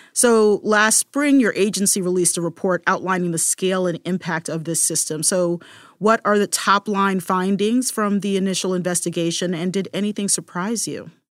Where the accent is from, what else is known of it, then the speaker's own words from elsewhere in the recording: Baltimore, Maryland, United States; Baltimore, my hometown